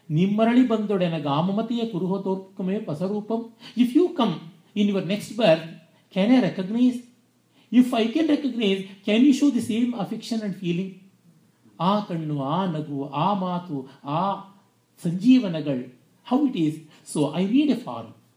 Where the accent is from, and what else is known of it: India